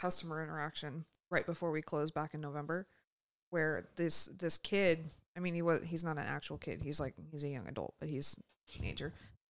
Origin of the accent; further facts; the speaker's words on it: California, United States; I'm from California, man.